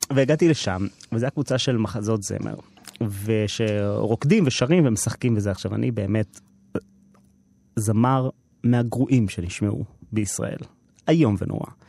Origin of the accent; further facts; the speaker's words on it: Herzliya, Tel Aviv District, Israel; אני גדלתי בהרצליה בסביבה ממעמד